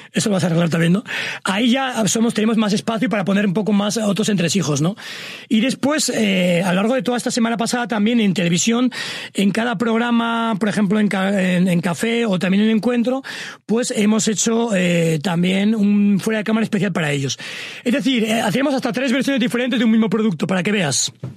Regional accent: Sangüesa, Navarre, Spain; moved away; also born or lived in Pamplona; yo soy de un pueblo así pequeño, de unos 5.000 habitantes, se llama Sangüesa

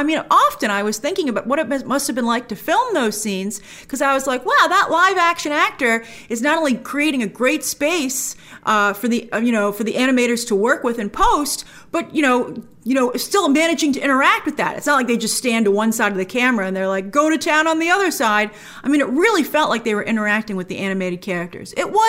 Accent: New York City, New York, United States; as a New Yorker

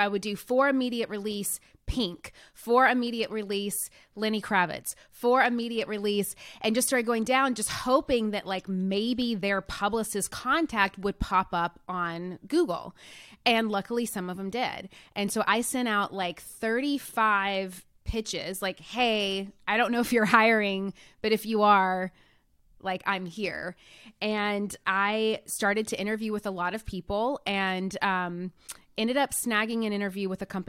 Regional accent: Nashville, Tennessee, United States; I'm from Nashville, Tennessee, actually originally from a really small town in Tennessee, and come from just a very blue collar working family.

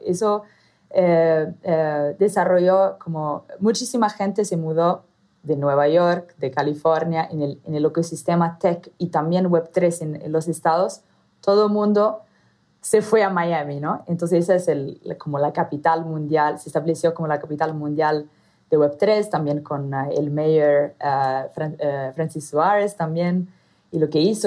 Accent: Italy; accent: Italian; first language Italian; Spanish is a second language; moved away as an adult; also born or lived in Southeast Asia / Arab Gulf; mi acento, soy italiana de origen. Entonces, el español es mi tercer idioma

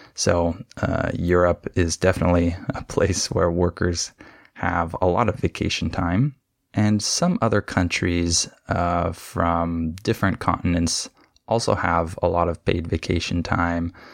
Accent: California, United States; when I was growing up in California

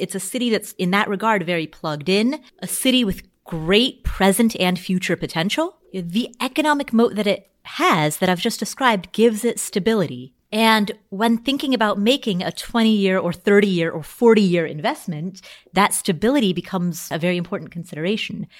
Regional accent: Cincinnati, Ohio, United States; moved away; I grew up in Cincinnati

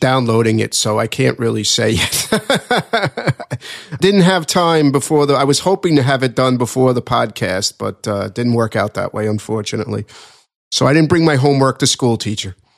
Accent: New York, United States; I'm a New Yorker

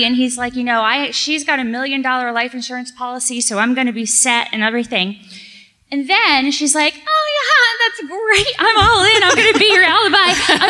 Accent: Indianapolis, Indiana, United States

